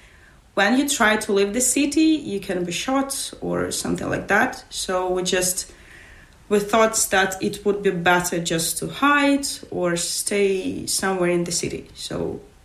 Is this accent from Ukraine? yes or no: yes; Mariupol, Donetsk Oblast, Ukraine; English is a second language; moved away as an adult; now in Sligo, Ireland; I'm from Mariupol and I spent that hard time there, and I left the city only in May.